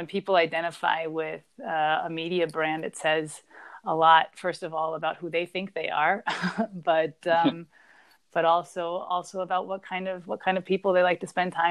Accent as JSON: {"language": "English", "region": "Vienna", "country": "Austria", "tie": "born or raised there", "said": "Vienna, where my hometown is"}